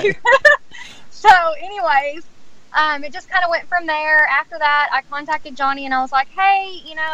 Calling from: Texas, United States; Yes, I'm I'm, I'm actually calling in from Texas.

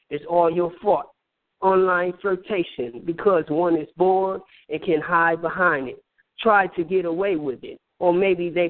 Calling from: Flint, Michigan, United States; I'm from uh, Flint, Michigan.

